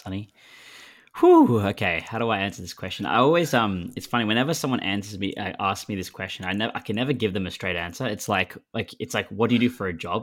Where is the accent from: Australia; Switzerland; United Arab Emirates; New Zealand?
Australia; Melbourne, Victoria; moved away as an adult; now in London, United Kingdom; I was born and raised in Melbourne